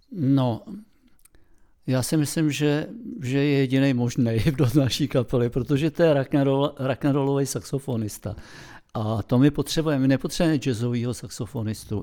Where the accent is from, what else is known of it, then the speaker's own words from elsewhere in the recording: Czechia; jsme Češi